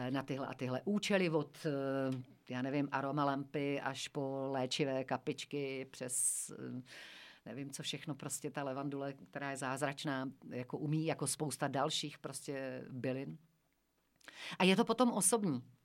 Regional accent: Šumperk, Olomouc Region, Czechia; moved away; pocházím ze Šumperka, pocházím taky ze Sudet

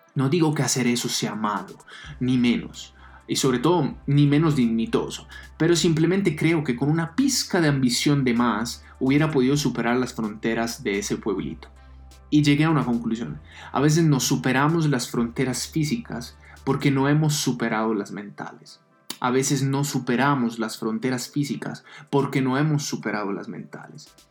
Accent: Italy; now in Colombia; Soy italiano

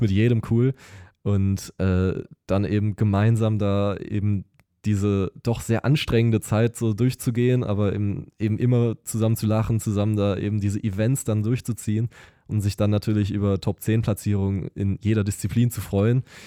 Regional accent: Lüdenscheid, North Rhine-Westphalia, Germany; moved away as an adult; now in Siegen, Germany; ich komme eigentlich aus Lüdenscheid

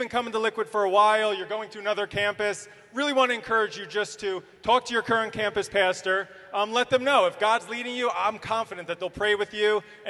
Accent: Middlesex County, New Jersey, United States; moved away as an adult; also born or lived in Monmouth County, New Jersey; now in Ocean County, New Jersey, United States; So I grew up in Middlesex County. Once I got married to my wife, Judy, we moved to Monmouth County. Currently live in Ocean County.

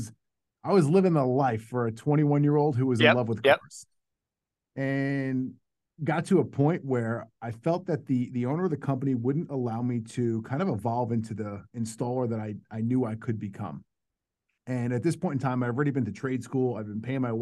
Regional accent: New York, United States; now in Dallas, United States; I'm from New York

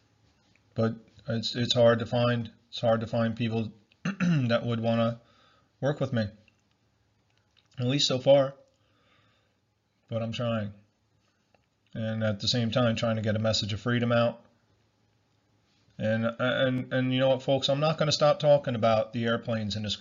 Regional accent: United States; me being born in America and being an American all my life

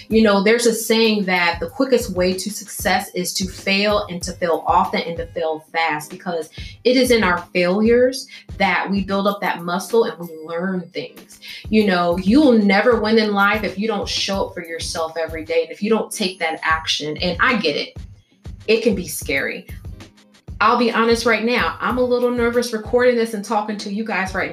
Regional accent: Illinois, United States; I'm from Illinois.

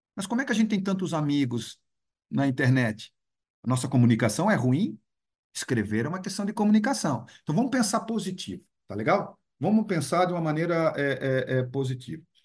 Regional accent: Brazil; Eu sou brasileiro

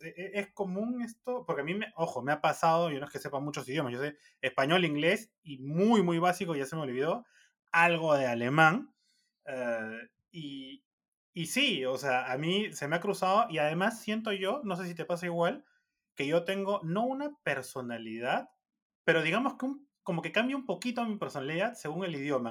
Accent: Peru; como peruanos

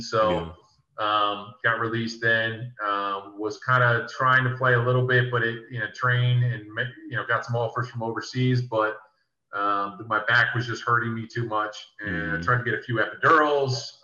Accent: New Jersey, United States; also born or lived in New York; now in Philadelphia, United States; where I grew up in South Jersey is 15 minutes away from Philly, so I'm say I'm from Philly

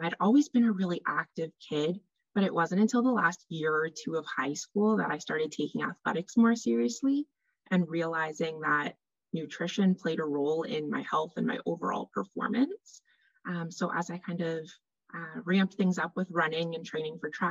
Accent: Canada; also born or lived in Northern Ontario; I am a Canadian dietitian.

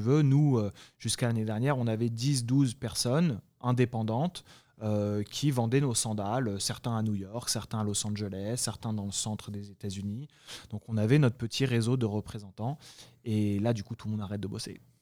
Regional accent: France; now in United States; nous, on, en tant que Français

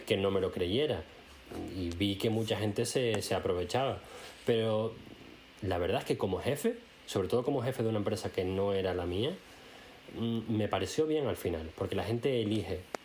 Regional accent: Spain; now in Germany; tú y yo somos españoles

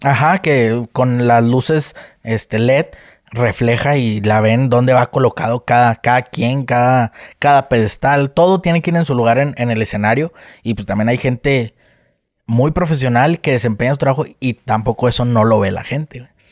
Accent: Delicias, Chihuahua, Mexico; soy de, Chihuahua, de Delicias. Este, radicamos por allá

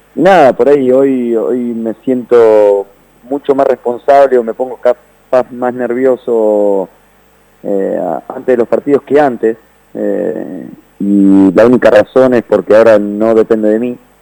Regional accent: Argentina; also born or lived in Netherlands

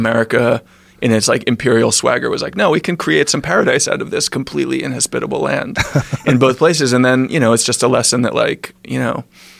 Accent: New York City, New York, United States; I'm a New Yorker. I've lived my whole life in New York

